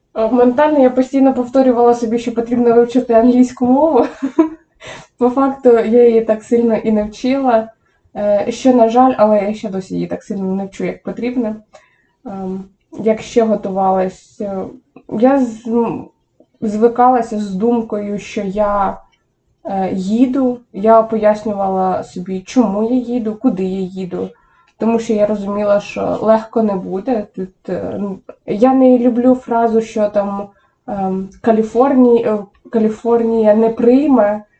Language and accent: Ukrainian; Semenivka, Poltava Oblast, Ukraine; first language Ukrainian; moved away as an adult; now in Southern California, United States; Сама я родом з Полтавської області, СМТ Семенівка